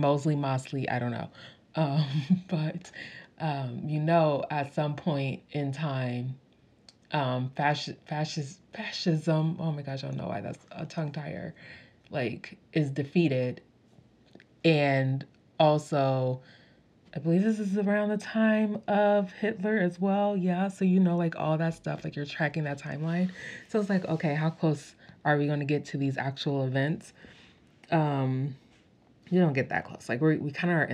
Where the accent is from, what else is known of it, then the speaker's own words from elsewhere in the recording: United States; I'm not from like England or like the UK or anything, I'm from America